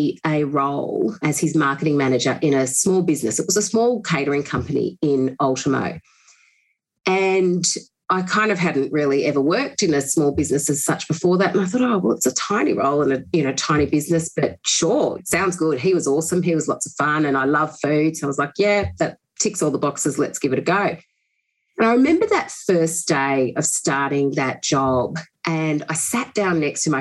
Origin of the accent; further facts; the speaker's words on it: Bathurst, New South Wales, Australia; also born or lived in Sydney / London; after growing up in Bathurst and I went to university there, I moved down to Sydney